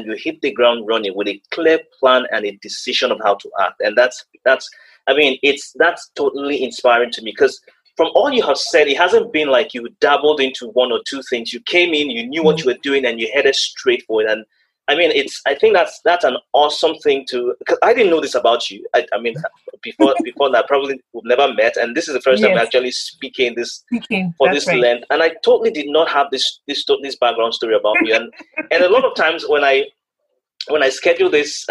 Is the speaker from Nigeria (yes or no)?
yes; Nigeria; moved away; coming from where we came from Nigeria